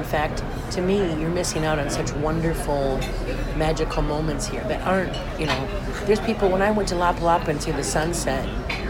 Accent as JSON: {"language": "English", "town": "Detroit", "region": "Michigan", "country": "United States", "tie": "born or raised there", "also_born_or_lived": "Chicago, Illinois", "moved": "yes", "lives_now": "Mexico", "said": "I grew up in Detroit and Chicago."}